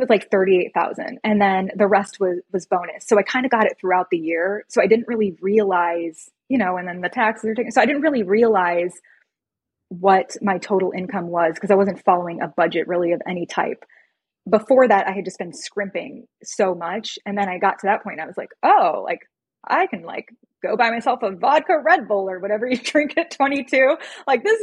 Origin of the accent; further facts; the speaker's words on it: Chicago, Illinois, United States; I'm from Chicago